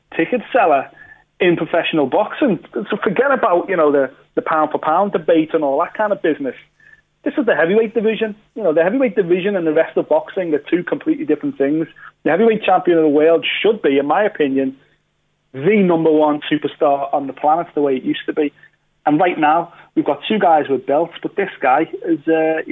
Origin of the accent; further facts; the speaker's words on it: United Kingdom; we're British